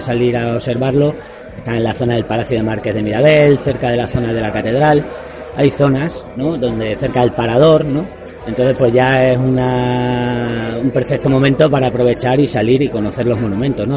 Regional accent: Plasencia, Extremadura, Spain; yo soy de Plasencia

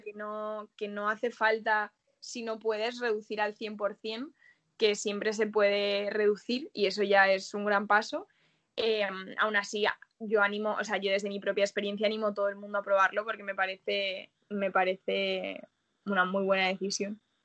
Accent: Salamanca, Castile and León, Spain; moved away as an adult; now in Madrid, Spain; yo vengo de Salamanca, además que es una ciudad súper carnívora

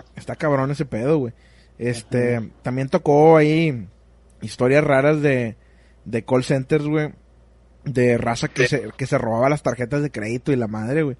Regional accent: Monterrey, Nuevo León, Mexico; como somos de Monterrey, el norte de México

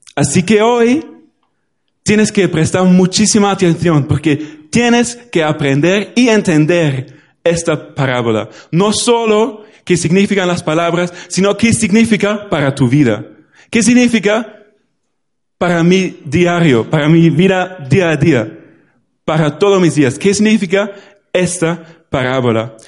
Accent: Germany; Spanish is a second language; now in Spain; En Alemania ahora mismo, en mi pueblo

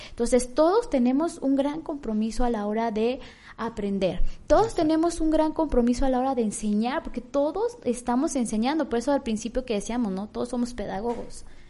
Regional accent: Michoacán, Mexico; yo me siento muy orgullosa de ser michoacana

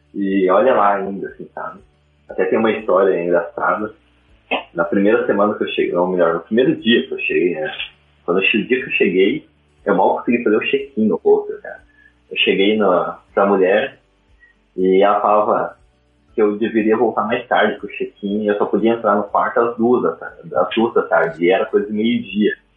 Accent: Curitiba, Paraná, Brazil; also born or lived in Ireland; sou de Curitiba

